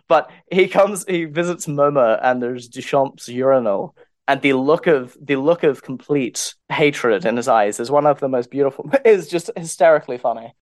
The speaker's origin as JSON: {"language": "English", "country": "United Kingdom", "said": "I'm a British writer"}